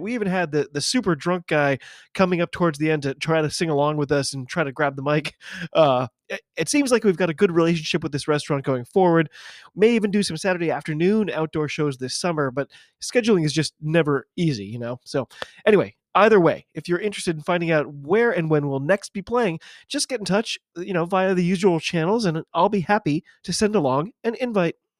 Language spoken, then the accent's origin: English; United States; I'm an American rugby fan